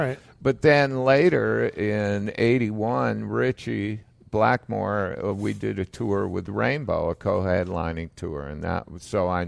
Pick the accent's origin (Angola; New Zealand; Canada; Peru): Canada; Toronto, Ontario; moved away as an adult; also born or lived in England; now in Florida, United States; I was born in Toronto.